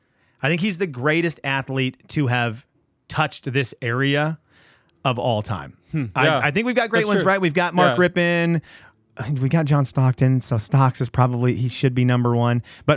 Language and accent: English; Venezuela; now in United States; my parents, growing up in Venezuela, they didn't have video game consoles.